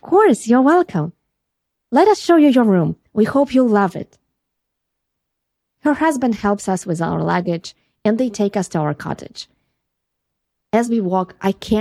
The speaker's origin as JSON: {"language": "English", "country": "Ukraine", "moved": "as an adult", "lives_now": "California, United States", "said": "my accent. We are from Ukraine."}